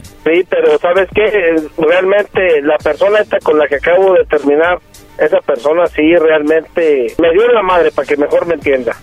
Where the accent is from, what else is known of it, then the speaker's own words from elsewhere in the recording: Aguascalientes, Mexico; de donde yo vengo, de Aguascalientes, de Aguascalientes